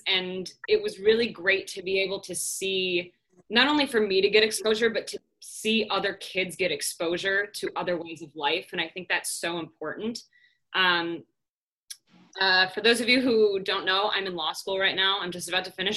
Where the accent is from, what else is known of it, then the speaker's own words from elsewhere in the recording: Chicago, Illinois, United States; I'm originally from Chicago. I'm back at home right now